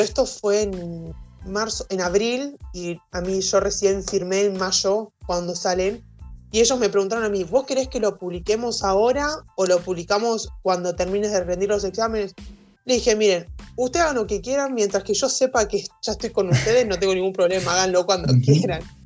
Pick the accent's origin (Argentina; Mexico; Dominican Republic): Argentina; Lehmann, Santa Fe; soy de un pueblito de Santa Fe.